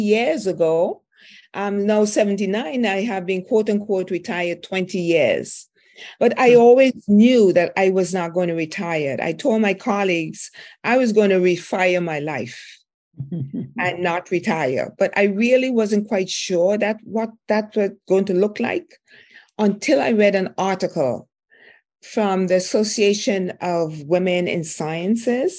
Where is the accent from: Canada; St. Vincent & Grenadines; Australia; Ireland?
St. Vincent & Grenadines; moved away; I grew up in St. Vincent, West Indies